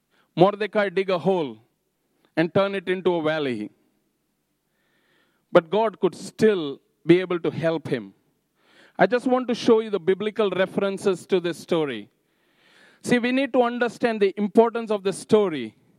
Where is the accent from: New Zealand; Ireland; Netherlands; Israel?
New Zealand; Napier, Hawke's Bay; now in Havelock, New Zealand; So it's like my home is in Havelock. I'm from Napier, I would travel to Flaxmere, and then from Flaxmere to Clive